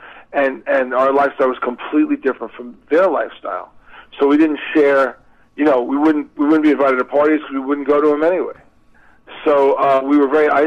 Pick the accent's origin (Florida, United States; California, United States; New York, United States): New York, United States; we're all from New York